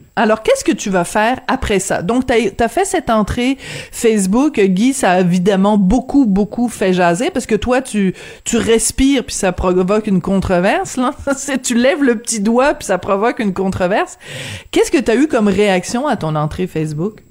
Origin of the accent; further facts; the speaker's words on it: France; accent: French (France); avec mon petit accent français